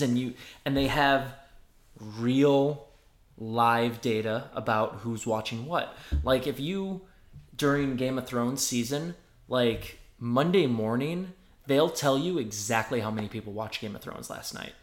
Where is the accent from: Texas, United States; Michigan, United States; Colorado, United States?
Michigan, United States; just outside of Detroit; moved away as an adult; now in New York, United States; I'm from Michigan, just outside of Detroit